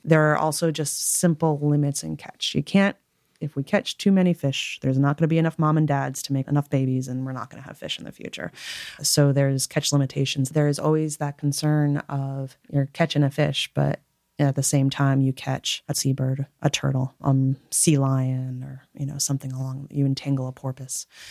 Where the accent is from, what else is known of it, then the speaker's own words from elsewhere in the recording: Connecticut, United States; moved away as an adult; also born or lived in Alaska; I was born and raised in Connecticut